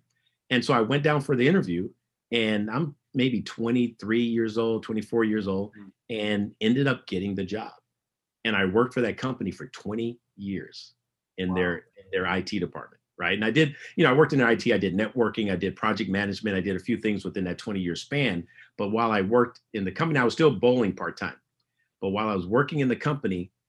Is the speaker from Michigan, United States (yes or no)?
no; San Francisco, California, United States; growing up in San Francisco as a teenager